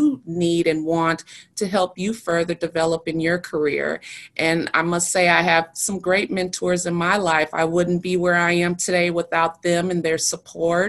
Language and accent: English; Milwaukee, Wisconsin, United States; I grew up in Milwaukee